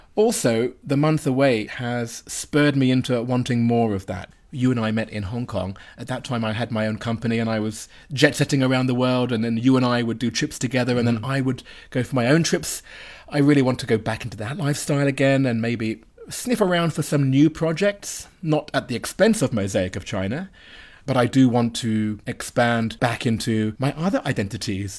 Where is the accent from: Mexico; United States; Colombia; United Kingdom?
United Kingdom; me as a Brit